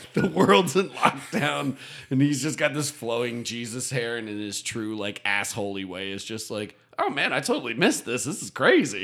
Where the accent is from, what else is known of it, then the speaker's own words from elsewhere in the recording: West Chester, Pennsylvania, United States; moved away as an adult; now in Austin, United States; growing up in Westchester